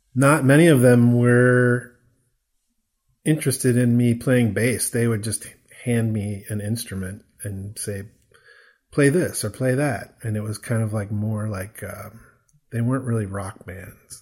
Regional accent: near Peoria, Illinois, United States; moved away as an adult; now in Chicago, United States; I grew up near Peoria, Illinois, which is not that far from Chicago

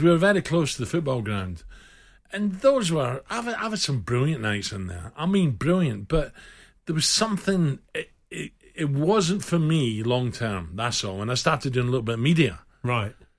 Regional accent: Glasgow, Scotland, United Kingdom; also born or lived in Govan / Castlemilk / Simshill; I grew up um, south side of Glasgow. In fact, I was born in Govan.

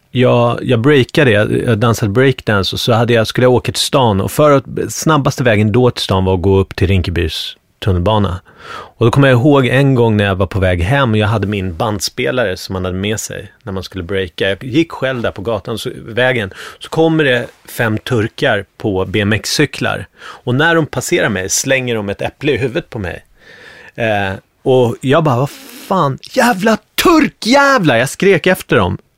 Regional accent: Bergshamra, Stockholm County, Sweden; alltså det här är helt annorlunda från där jag kommer ifrån från Bergshamra, där var det mycket mer blandat. Du vet, det var akademikerbarn i Bergshamra.

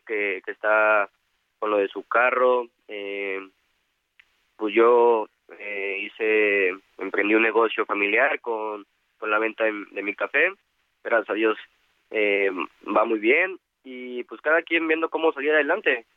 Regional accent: Veracruz, Mexico; yo soy originario de Veracruz

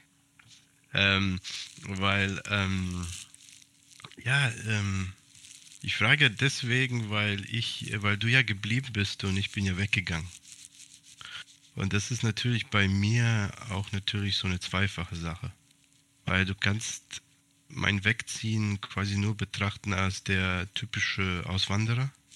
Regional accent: Hesse, Germany; moved away as an adult; also born or lived in Serbia (ethnic Serb); now in Greece; Ich habe 29 Jahre lang in Hessen gelebt

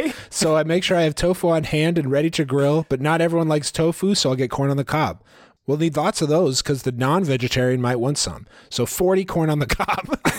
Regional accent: Maryland, United States; Remember, I'm from Maryland, and shrimp is a big deal here.

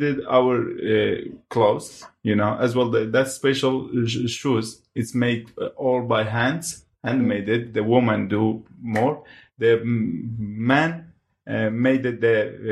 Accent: Hawraman, Iran; first language Hawrami; English is a second language; moved away as an adult; now in United Kingdom; I part of the Kurdish, very small population, we are Horami people. Because in our country, we can't read and write by our language.

